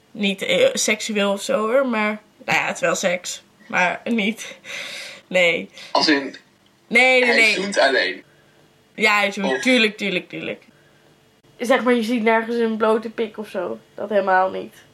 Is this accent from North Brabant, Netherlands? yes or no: yes; North Brabant, Netherlands; We zijn uit Brabant komen gereden met de auto om familie te zien, door de stad te wandelen en te smeken om naar cafeetjes te gaan.